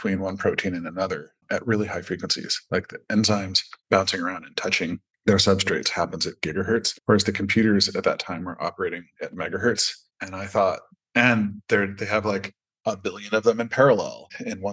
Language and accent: English; Pacific Northwest, United States; like I grew up in the Pacific Northwest rainforests